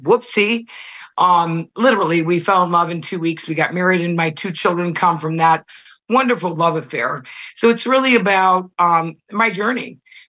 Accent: Connecticut, United States; moved away as an adult; also born or lived in New York / Europe; I grew up in Connecticut, one of seven children. I'm a nurse.

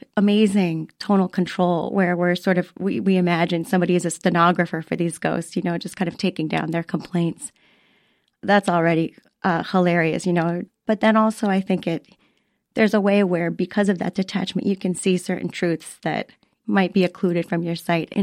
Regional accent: Florida, United States; growing up in Florida

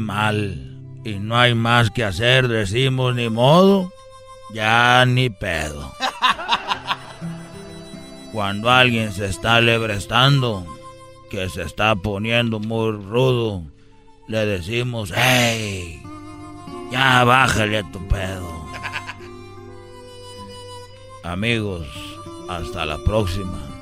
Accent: Mexico; así somos los mexicanos

